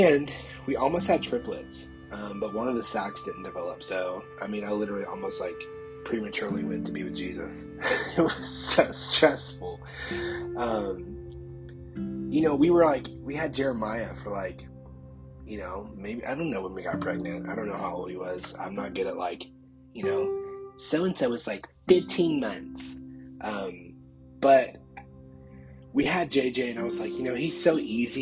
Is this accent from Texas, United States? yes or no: no; Columbus, Georgia, United States; I grew up in the Bible Belt. Like, you know, Columbus, Georgia is the Bible Belt of truth